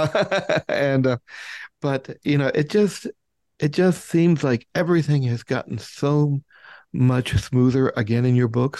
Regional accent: United States; I'm sorry, being an American

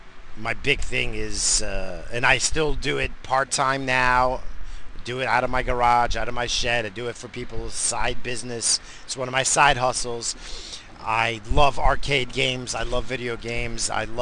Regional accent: New England, United States; So, but I grew up in New England, so I liked what I liked growing up, you know.

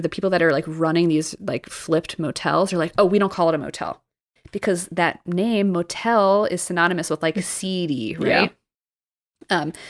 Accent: New Jersey, United States; growing up in New Jersey

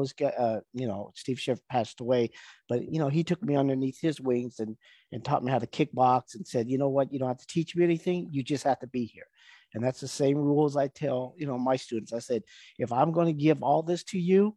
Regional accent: Vietnam; I was born in Vietnam. My mother is, you know, Vietnamese, and my dad was an American soldier

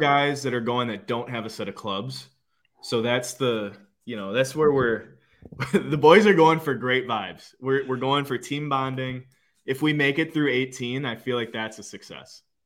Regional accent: Green Bay, Wisconsin, United States; moved away as an adult; now in Fort Lauderdale area, United States; growing up in Green Bay

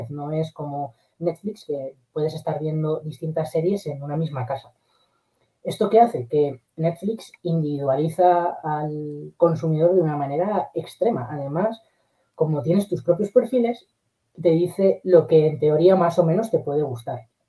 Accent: Castilla-La Mancha, Spain; yo estos últimos veranos en mi pueblo, un pueblo de Guadalajara, el eh, montamos un autocine

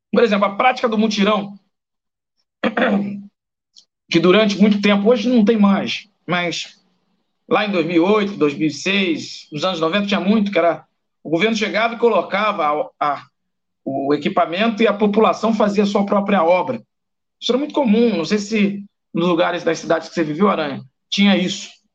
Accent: São Gonçalo, Rio de Janeiro, Brazil; a Umbanda que é uma religião gonçalense que é, nasceu no bairro onde eu cresci e vivi

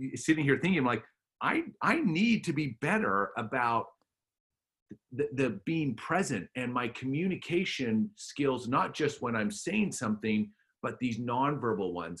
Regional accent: Alberta, Canada; I grew up in Alberta, Canada

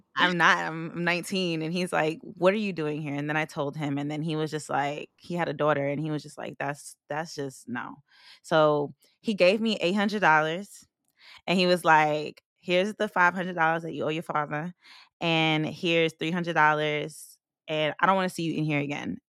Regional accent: Long Island, New York, United States; moved away; also born or lived in Philadelphia; I come from Long Island, very racist neighborhood

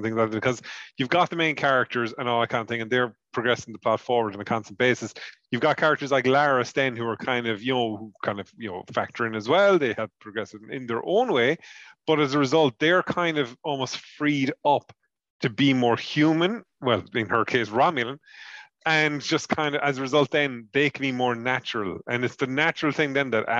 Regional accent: Ireland; I'm an Irishman.

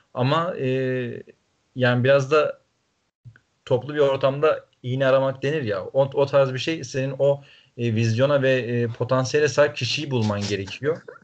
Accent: Trabzon, Turkey

